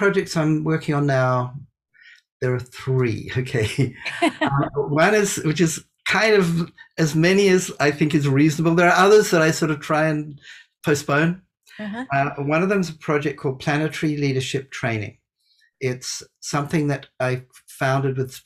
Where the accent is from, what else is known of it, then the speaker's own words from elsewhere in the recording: New Zealand; moved away as an adult; also born or lived in India; I grew up in New Zealand